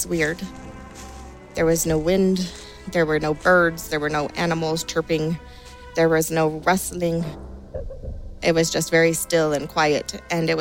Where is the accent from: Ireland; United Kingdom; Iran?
Ireland; County Clare, Munster; Growing up in Ireland, you grow up with things like fairies, and you just grow up with them as if they're real